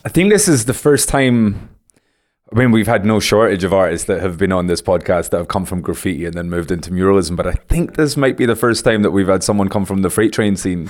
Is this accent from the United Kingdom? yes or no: yes; United Kingdom; I'm from Great Britain